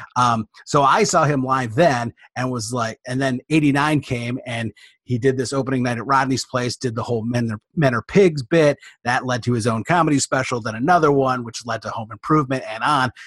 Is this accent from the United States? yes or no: yes; Detroit, Michigan, United States; I'm from Michigan, from the Detroit area